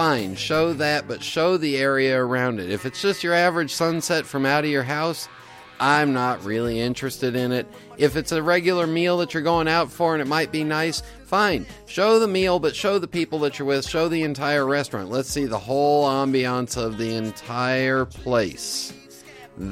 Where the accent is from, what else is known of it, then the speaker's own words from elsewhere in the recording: California, United States; I was born and raised in California